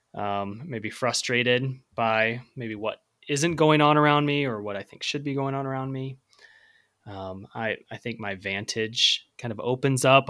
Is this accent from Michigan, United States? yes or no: no; Central Illinois, United States; I grew up in Central Illinois